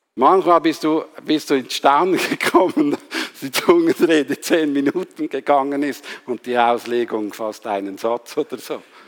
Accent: Switzerland; Ich bin halt Schweizer

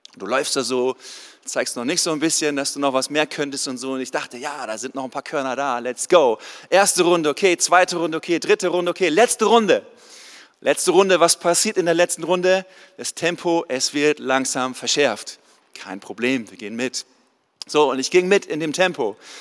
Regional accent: East Frisia, Lower Saxony, Germany; moved away; also born or lived in Swabia / Canada; Ich komme eigentlich aus Ostfriesland, da ganz oben an der Nordseeküste, wo es keine Berge gibt

